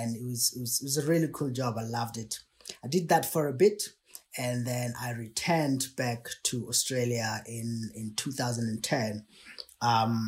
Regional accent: Botswana; moved away as an adult; I was born in Botswana in a city.

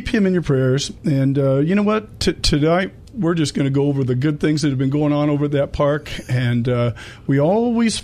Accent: El Cajon, California, United States; I was born in the El Cajon

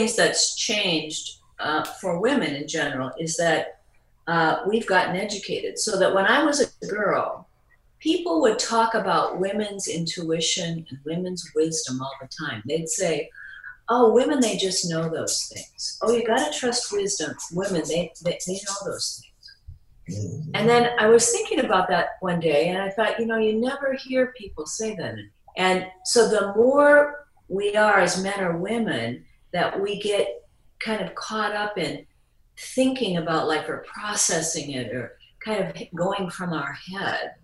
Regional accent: Midwest, United States; moved away as an adult; now in Hawaii, United States; I was from the Midwest

